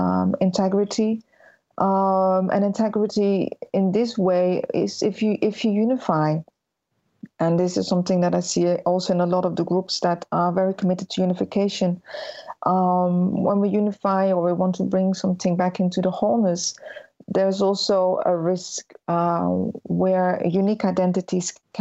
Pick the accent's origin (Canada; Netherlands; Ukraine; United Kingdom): Netherlands; I was born in the Netherlands and raised in the Netherlands.